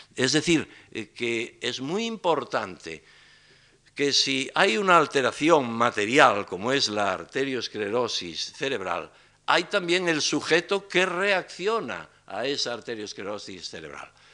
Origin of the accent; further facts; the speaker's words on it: Galicia, Spain; los gallegos no lo enfermamos ni envejecemos